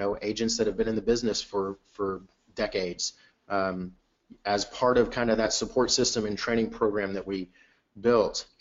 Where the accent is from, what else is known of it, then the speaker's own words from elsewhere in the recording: Houston, Texas, United States; also born or lived in Clear Lake, Houston; back closer to where home has always been, which is on the north side of Houston in the Woodlands and Spring area